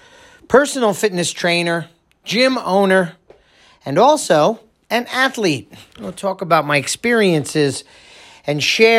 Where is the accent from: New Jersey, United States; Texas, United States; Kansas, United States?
New Jersey, United States; for the 15 years that I grew up in Monmouth County